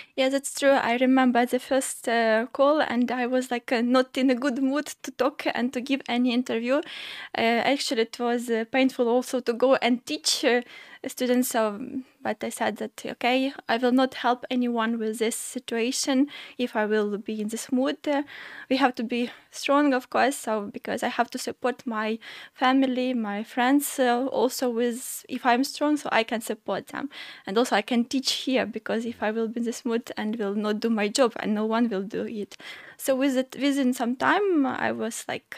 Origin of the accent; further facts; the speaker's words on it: Sumy Oblast, Ukraine; now in Ålesund, Norway; I'm from Sumy region